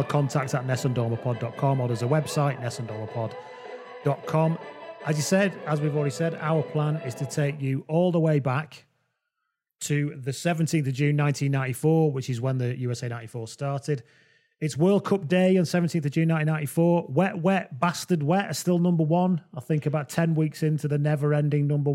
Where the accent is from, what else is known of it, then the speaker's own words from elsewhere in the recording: England, United Kingdom; we're all English people